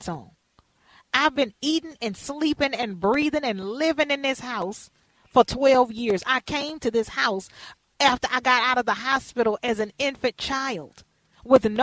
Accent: Houston, Texas, United States; we had been living there since I was born in Houston, Texas, the Kelly Court Projects

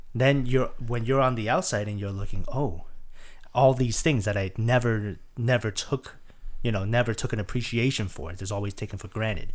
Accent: Taiwan; I'm from Taiwan

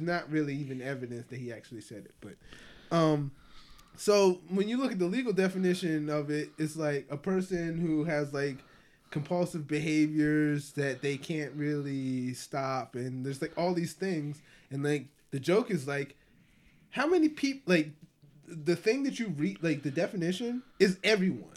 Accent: Ecuador; growing up in Ecuador, I grew up around predominantly white people.

